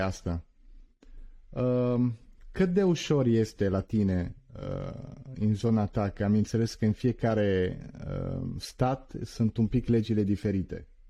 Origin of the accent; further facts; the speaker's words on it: Turin, Piedmont, Italy; also born or lived in Constanța, Romania; eu în Italia am stat într-o zonă unde m-am născut la Torino